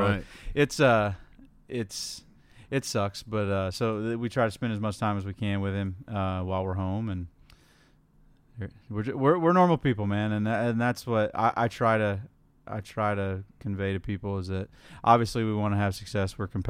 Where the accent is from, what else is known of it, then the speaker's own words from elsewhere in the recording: Indiana, United States; So growing up in Indiana